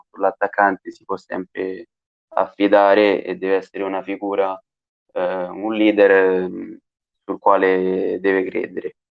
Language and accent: Italian; Bassano Romano, Lazio, Italy; Io ho iniziato a giocare nel mio paese quando avevo sei anni, ci ho giocato per tre anni qui a, nella società di Bassano Romano